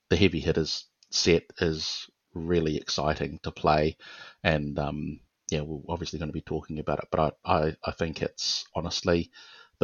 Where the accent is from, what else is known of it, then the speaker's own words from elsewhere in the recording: Auckland, New Zealand; I'm from Auckland, which is in the North Island